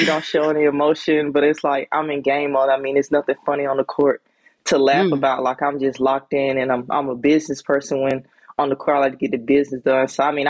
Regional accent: Sandersville, Georgia, United States; also born or lived in Greenwood, South Carolina; Well, actually, I was just born in Greenwood, South Carolina. I was raised in Sandersville, Georgia. Okay. So that's like 2 hours from Atlanta.

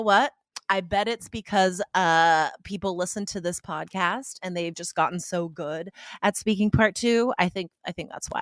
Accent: Nevada, United States; I was accustomed to, um, driving in the ice and snow, uh, when I grew up in Nevada

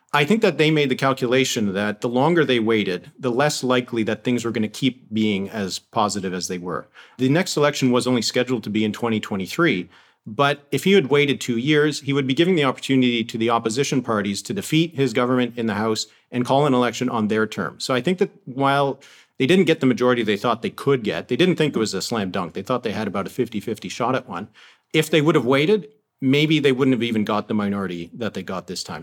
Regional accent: Canada

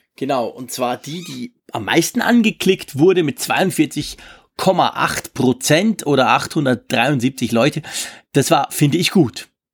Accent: Switzerland; ich als Schweizer

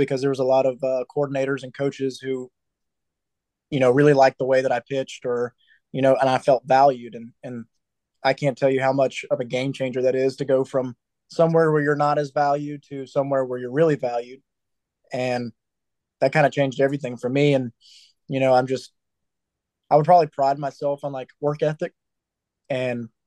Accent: Atlanta, Georgia, United States; my hometown team

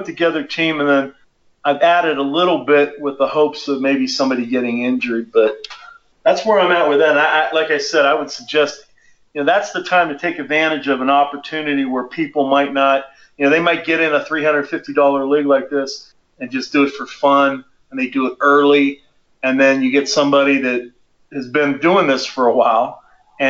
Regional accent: near Pittsburgh, Pennsylvania, United States; now in Colorado, United States; I'm also licensed in Pennsylvania, my home state near Pittsburgh

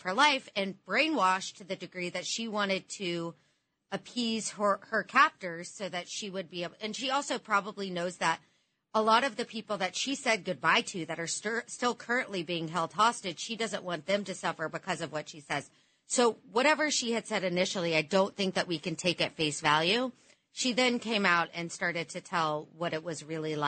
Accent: United States; I am an American Jew. I'm not an Israeli

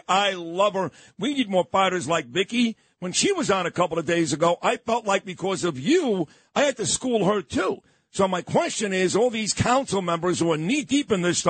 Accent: New York City, New York, United States; But I grew up in Canarsie.

